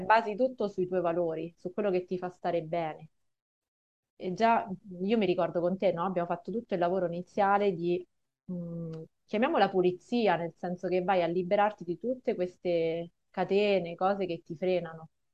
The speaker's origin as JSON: {"language": "Italian", "town": "Rome", "region": "Lazio", "country": "Italy", "said": "io sono di Roma"}